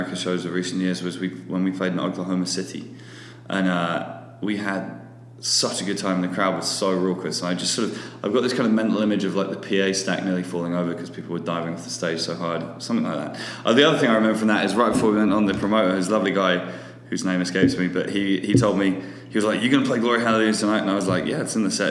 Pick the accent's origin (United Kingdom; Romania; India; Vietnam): United Kingdom; Hampshire, South East England; I grew up in Hampshire, which is the home, known, in an area known as the Home Counties